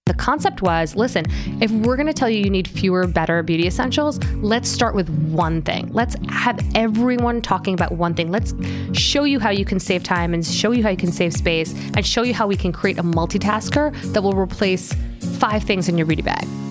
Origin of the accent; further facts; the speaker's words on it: Long Island, New York, United States; also born or lived in Springfield, Illinois / Boston; I grew up on Long Island